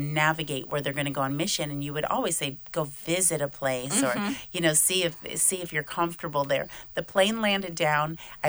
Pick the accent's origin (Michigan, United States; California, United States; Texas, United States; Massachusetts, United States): Michigan, United States; moved away as an adult; also born or lived in Fort Lauderdale, Florida; now in Hungary; I was raised in Michigan, but now for the last 12 years, I've lived in Fort Lauderdale, Florida.